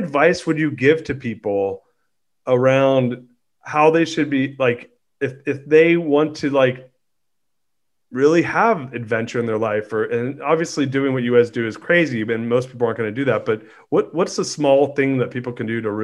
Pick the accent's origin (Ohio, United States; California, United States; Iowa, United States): California, United States; accent: Californian; now in Austin, United States; I speak Californian.